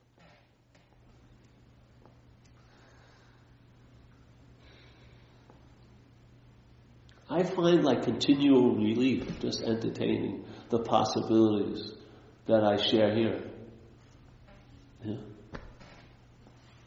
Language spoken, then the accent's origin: English; New York, United States; I'm from New York